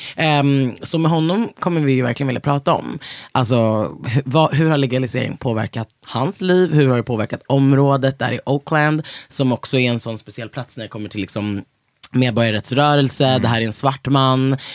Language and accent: Swedish; Sweden; vi som svenskar